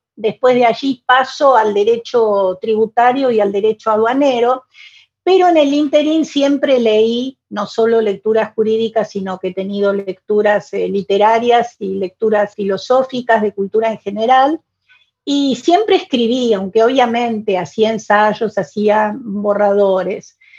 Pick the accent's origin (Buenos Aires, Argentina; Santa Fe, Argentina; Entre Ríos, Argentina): Buenos Aires, Argentina; first language Spanish; Yo nací en Buenos Aires, en mi adorada Buenos Aires, en mi Buenos Aires con sus sus pesares, sus fracasos, sus problemas. Es una ciudad que amo profundamente. Yo me siento porteña